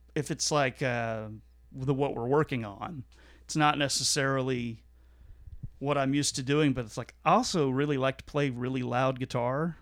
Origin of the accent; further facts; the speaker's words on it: Fort Worth, Texas, United States; my hometown of Fort Worth.